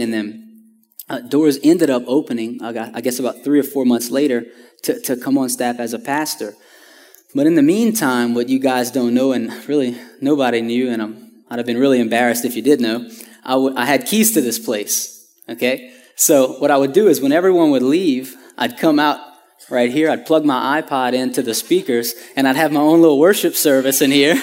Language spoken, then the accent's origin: English; Houma, Louisiana, United States; I'm originally from Homa, Louisiana, which is about two hours south of here